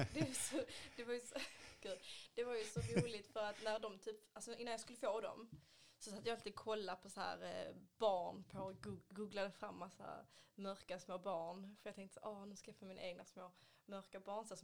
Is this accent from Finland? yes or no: no; Haiti; now in Sweden; oh, Gud, jag är från Haiti